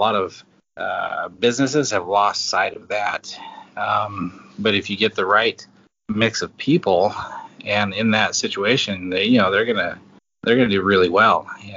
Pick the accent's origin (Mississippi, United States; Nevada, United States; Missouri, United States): Nevada, United States; Northern; I grew up in Northern Nevada. We were about 80 miles from Reno, and I grew up on a alfalfa farm